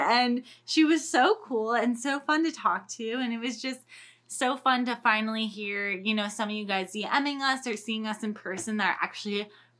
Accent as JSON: {"language": "English", "town": "Winter Garden", "region": "Florida", "country": "United States", "moved": "yes", "lives_now": "Los Angeles, United States", "said": "I'm from Winter Garden, Florida, and it's a little suburb away from Orlando, about 30 minutes from the park, but it's just a super cute little town, and it has a super historic downtown and lots and lots of fun things to do there."}